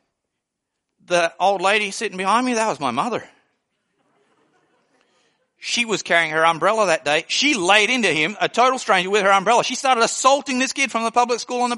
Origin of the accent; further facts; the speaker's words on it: Australia; moved away; I came from Australia.